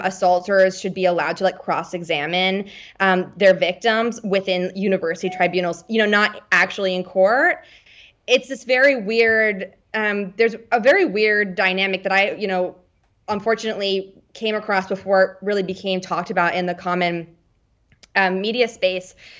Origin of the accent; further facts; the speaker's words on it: Washington, District of Columbia, United States; moved away as an adult; also born or lived in Bethesda, Maryland / Los Angeles; now in London, United Kingdom; I'm originally from Washington, D C